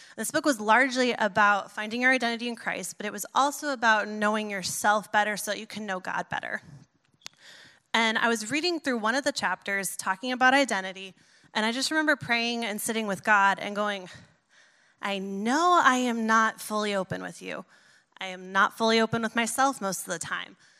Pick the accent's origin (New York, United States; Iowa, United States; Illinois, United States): New York, United States; I'm a New Yorker